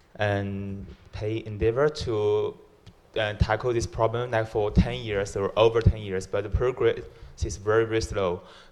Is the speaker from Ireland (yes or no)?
no; China; now in United Kingdom; I know I would sound very Chinese because I'm from China.